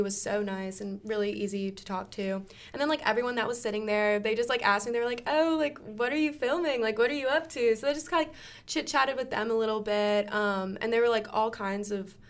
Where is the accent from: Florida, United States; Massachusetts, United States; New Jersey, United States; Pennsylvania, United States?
Florida, United States; Pensacola; moved away; something that we do in my hometown